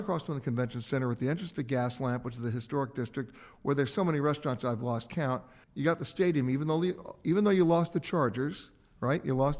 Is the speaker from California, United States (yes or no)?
no; New York, United States; I grew up in New York and went to the Central Park Zoo